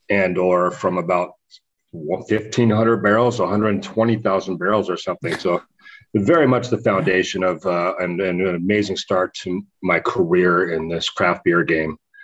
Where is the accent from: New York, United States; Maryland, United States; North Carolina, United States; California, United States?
California, United States; moved away; also born or lived in Bend, Oregon / Phoenix, Arizona / Paso Robles, California; I'm originally from California